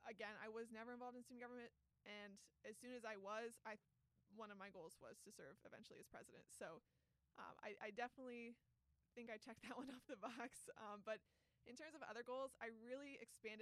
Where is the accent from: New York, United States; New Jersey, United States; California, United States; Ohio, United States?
Ohio, United States; Garrettsville; I grew up in Garrettsville